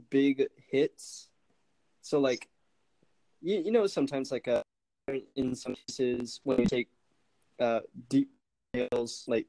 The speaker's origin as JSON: {"language": "English", "country": "Guam", "moved": "yes", "said": "I didn't grow up here. I'm actually not from here. I'm from Guam."}